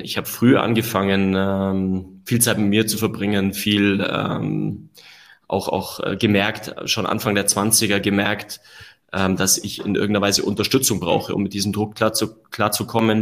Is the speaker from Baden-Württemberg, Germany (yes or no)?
no; Allgäu, Bavaria, Germany; ich bin gebürtiger Allgäuer. Ja, habe ähm, da eine tolle Kindheit erlebt